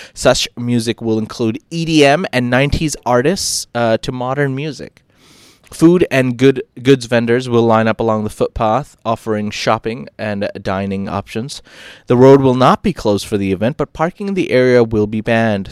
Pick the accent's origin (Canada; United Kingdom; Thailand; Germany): Thailand; Phuket; I, I come from Phuket as well